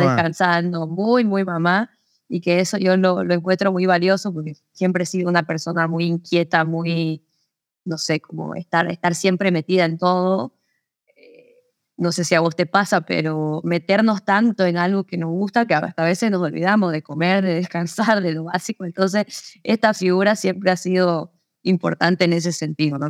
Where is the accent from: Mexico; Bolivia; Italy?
Bolivia; Santa Cruz de la Sierra, Santa Cruz; also born or lived in Córdoba, Argentina; yo nací en Santa Cruz